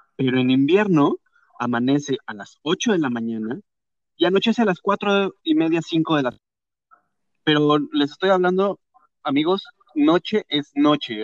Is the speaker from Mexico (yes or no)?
yes; Mexico; moved away as an adult; now in Canada; mexicanos nos enseñan que nos tenemos que poner capa y capa y capa y capa y capa de ropa para quitarnos el frío